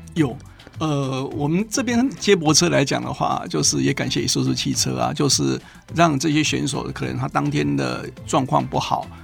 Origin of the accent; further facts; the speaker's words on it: Taiwan; 在我们台湾这边来讲